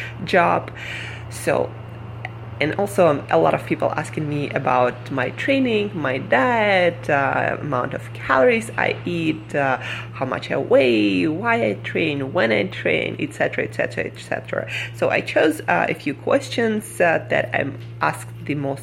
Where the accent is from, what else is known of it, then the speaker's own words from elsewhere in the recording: Siberia, Russia; moved away as an adult; now in New York City, United States; Where I come from, Siberia.